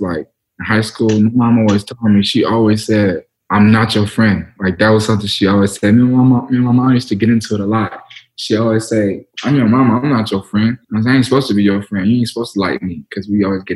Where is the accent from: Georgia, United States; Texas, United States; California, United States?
Georgia, United States; Cobb County; I'm from Cobb